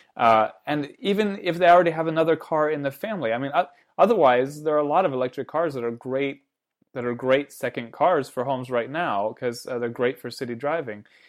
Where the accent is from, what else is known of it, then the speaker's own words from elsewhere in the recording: United States; I'm American